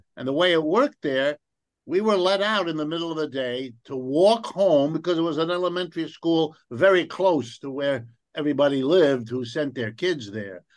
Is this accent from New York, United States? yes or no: yes; New Rochelle, New York, United States; also born or lived in Ohio; my family moved east, and around the time I was five years old, and settled in a suburb of New York City. And the name of that suburb is New Rochelle, New York